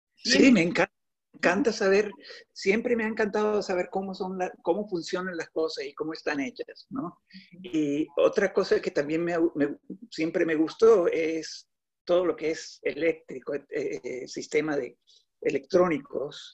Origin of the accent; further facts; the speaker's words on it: Colombia; also born or lived in New York City; now in New York, United States; yo Vivo en la ciudad de Nueva York. Eh, tengo 58 años y nací en Colombia